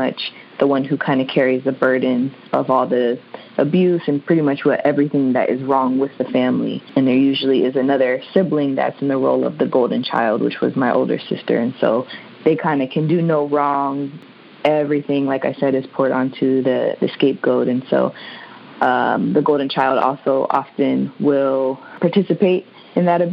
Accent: Maryland, United States; I am originally from Maryland.

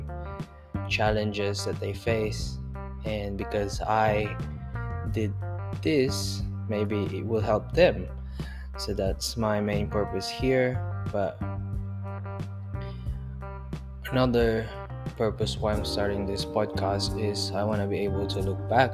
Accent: Philippines; now in Melbourne, Australia; I am currently residing in Australia, Melbourne, Australia. I'm originally from the Philippines

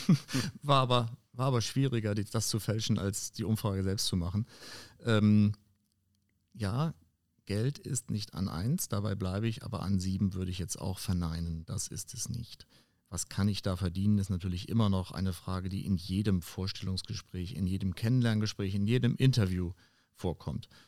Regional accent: Schleswig-Holstein, Germany; in meiner Heimat oben an der dänisch-deutschen Grenze

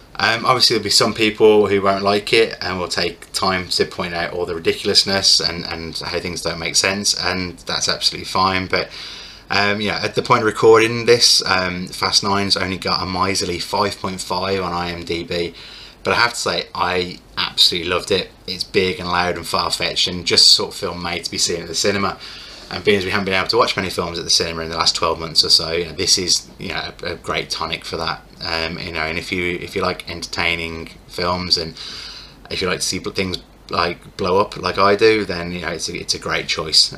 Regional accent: United Kingdom; as a Brit

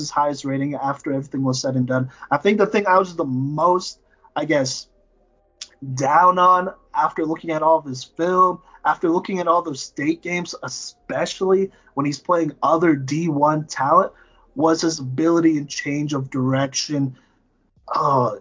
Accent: Texas, United States; moved away; I grew up in Texas

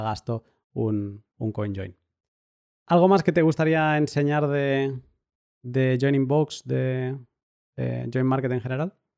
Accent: Catalonia, Spain; yo que soy catalán

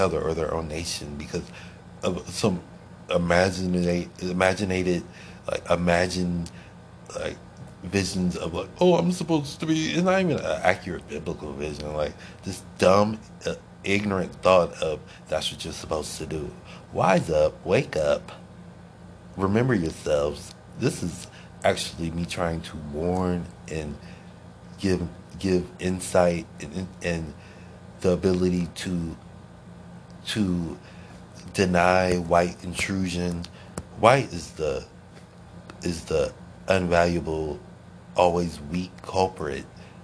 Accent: Akron, Ohio, United States; moved away; I was born and raised in Akron, Ohio

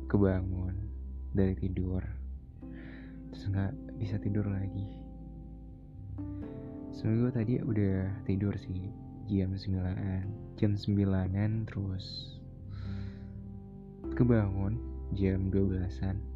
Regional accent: Bekasi, West Java, Indonesia; gue dari Jakarta eh nggak Jakarta sih Bekasi ya planet Bekasi planet nggak tuh

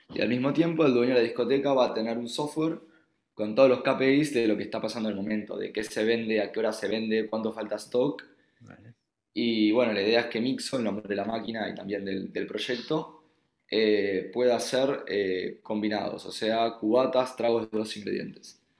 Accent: Uruguay; accent: Uruguayan; moved away as an adult; also born or lived in Israel; now in Barcelona, Spain; por el asiento se habrán dado cuenta que soy uruguayo

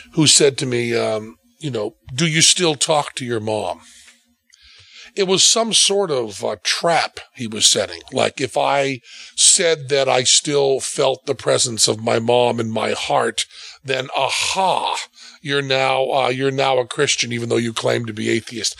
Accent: New England, United States; I'm from New England

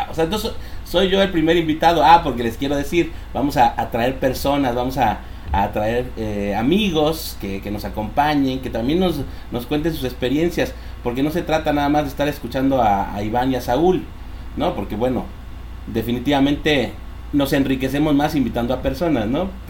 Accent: Mexico City, Mexico; born there; yo, yo nací en Ciudad de México, nos venimos para acá por la situación económica, aquí estaba mi abuelita, aquí nos recibió

